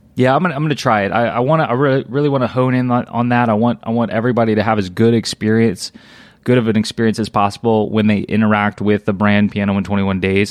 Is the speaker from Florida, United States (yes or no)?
no; Louisiana, United States; I was born and raised in Louisiana.